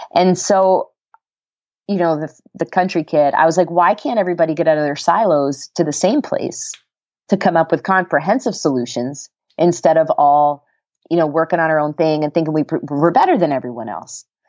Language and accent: English; Canada; moved away as an adult; also born or lived in Colorado; now in United States; I'm Canadian